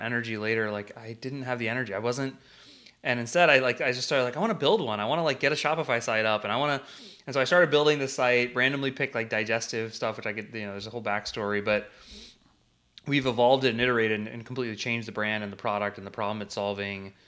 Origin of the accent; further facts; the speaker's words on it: St. Louis, Missouri, United States; I was born and raised in Saint Louis.